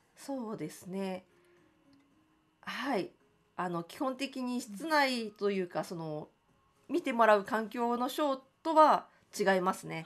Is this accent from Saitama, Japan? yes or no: no; Tokyo, Japan; 私はその江東区の亀戸という場所が出身なんですけれども